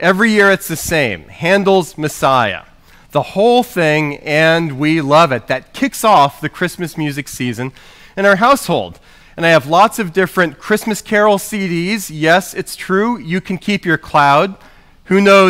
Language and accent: English; New Orleans, Louisiana, United States; I grew up in New Orleans